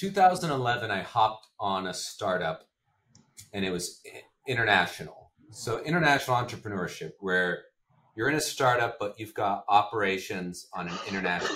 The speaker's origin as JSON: {"language": "English", "country": "United States", "said": "as an American"}